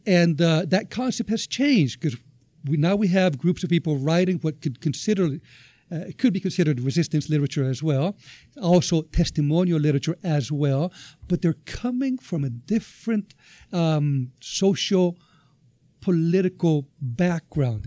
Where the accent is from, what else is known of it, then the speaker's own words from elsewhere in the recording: Venezuela; moved away; also born or lived in United States; I'm originally from Venezuela. I've uh, been living in North America for uh, quite uh, a number of years now